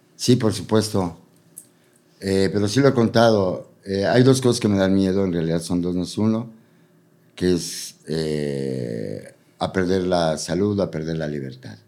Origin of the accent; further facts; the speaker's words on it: Puebla, Mexico; moved away; also born or lived in Mexico City; A diferencia de cómo crecí en Puebla y a diferencia de cómo crecí, o sea, como mi juventud en la Ciudad de México